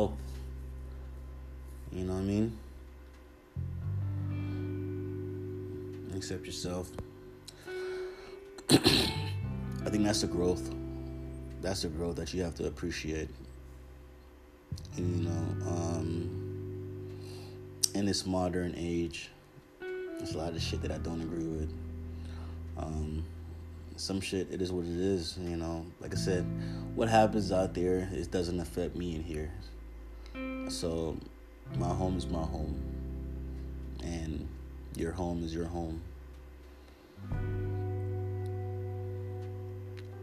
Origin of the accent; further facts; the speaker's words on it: Jamaica; now in United States; I'm Jamaican. I grew up seeing this culture.